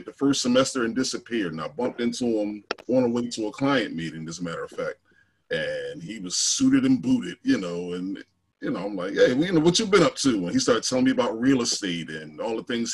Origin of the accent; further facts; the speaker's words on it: Philadelphia, Pennsylvania, United States; I'm from North Philly originally, what they're now trying to call Templetown.